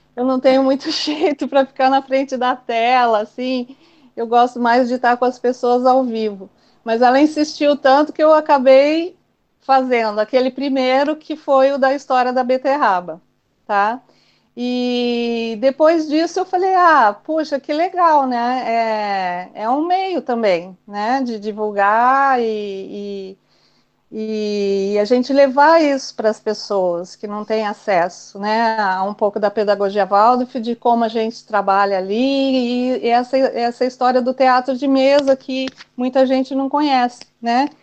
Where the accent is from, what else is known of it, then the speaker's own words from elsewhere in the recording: São Manuel, São Paulo, Brazil; moved away as an adult; also born or lived in Assis / Curitiba; eu sou de, do estado de São Paulo, nasci numa cidade bem pequenininha, São Manuel. Depois fui para Assis, e, e aos meus 18, 19 anos, eu fui para Curitiba.